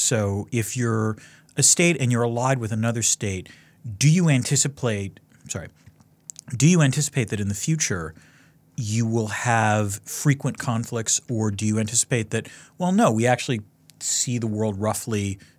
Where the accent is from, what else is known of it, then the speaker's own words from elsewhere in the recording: Connecticut, United States; It was sort of surprising relative to being an American, you know, growing up on the Hartford Current mostly, which was my local paper.